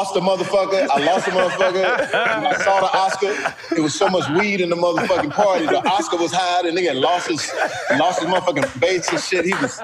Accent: Texas, United States; I'm straight from Texas, Steve. I didn't know L.A.

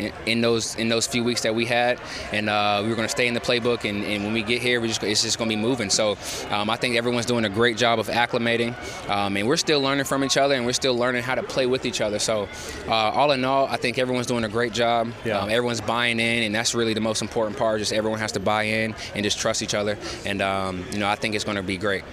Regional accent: Georgia, United States; moved away; I'm from Georgia

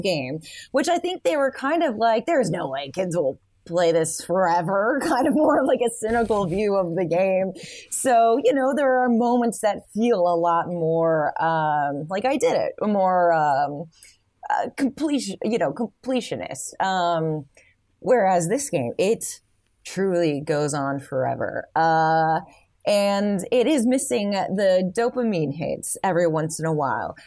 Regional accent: Michigan, United States; I grew up in Michigan

